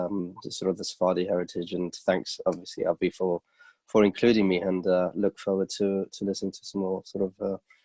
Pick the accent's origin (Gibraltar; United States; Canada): Gibraltar; originally from Gibraltar as well, so growing up in Gibraltar